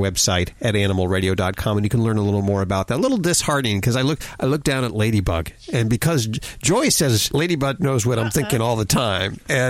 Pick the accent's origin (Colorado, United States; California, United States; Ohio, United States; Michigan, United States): Colorado, United States; Denver; moved away; I'm a Denver boy. Born and raised in Denver. I escaped.